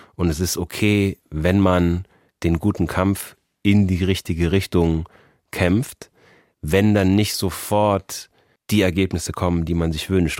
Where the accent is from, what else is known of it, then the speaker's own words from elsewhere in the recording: Germany; also born or lived in Austria / United States; bin mit sechs Jahren nach Deutschland gezogen. Also bin hier von der ersten bis zum Abitur